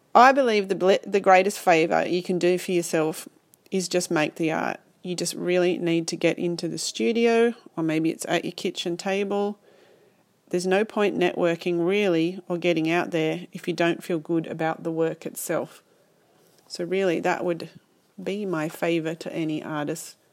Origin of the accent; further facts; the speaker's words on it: Sydney, New South Wales, Australia; I'm an artist from Sydney